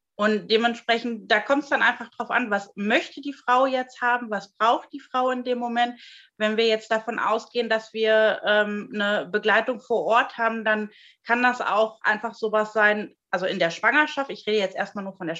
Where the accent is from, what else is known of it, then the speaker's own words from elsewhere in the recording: Germany; bei uns in Deutschland